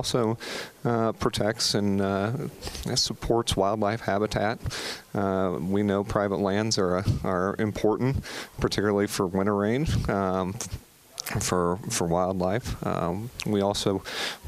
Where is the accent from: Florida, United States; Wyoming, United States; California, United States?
Wyoming, United States; now in Colorado, United States; I grew up in Wyoming